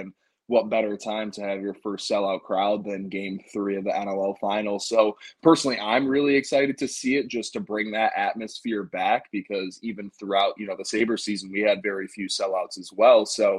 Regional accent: Buffalo, New York, United States; so I grew up in Buffalo

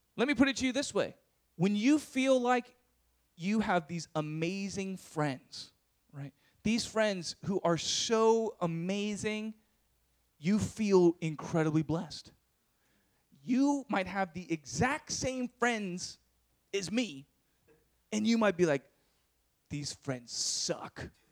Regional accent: San Diego, California, United States; moved away as an adult; also born or lived in Berkeley; I was from San Diego. I was used to my suburban life and having, you know, my own room and privacy

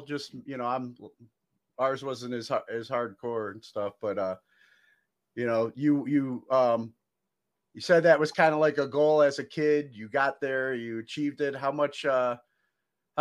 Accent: Cleveland, Ohio, United States; me growing up in Cleveland

